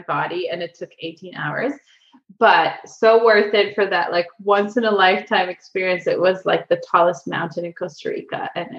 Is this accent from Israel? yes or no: yes; Israel; also born or lived in Ukraine; now in San Diego, United States; I grew up half in Israel and half in San Diego, where I live now.